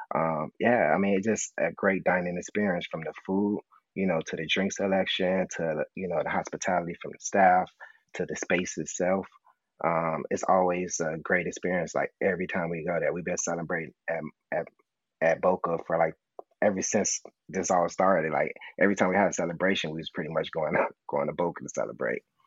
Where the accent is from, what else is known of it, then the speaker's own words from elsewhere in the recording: Chicago, Illinois, United States; me growing up on the South Side, you know, I can remember like having like rib tips and a hot link combo